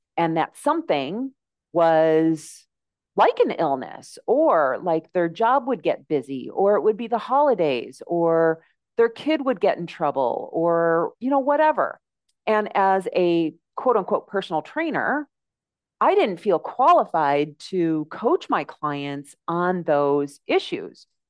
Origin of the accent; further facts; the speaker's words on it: United States; moved away as an adult; now in Mexico; my accent, you can probably tell that I am from the United States